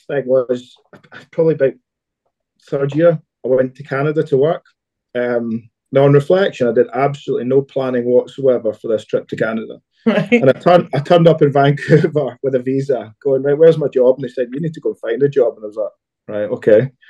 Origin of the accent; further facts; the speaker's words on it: near Glasgow, Scotland, United Kingdom; so I grew up near Glasgow